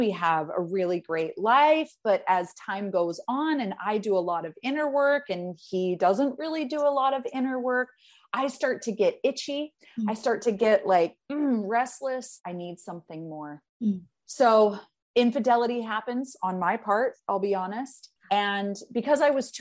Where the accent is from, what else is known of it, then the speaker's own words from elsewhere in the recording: Salt Lake City, Utah, United States; I grew up in Salt Lake City, Utah, in a Mormon household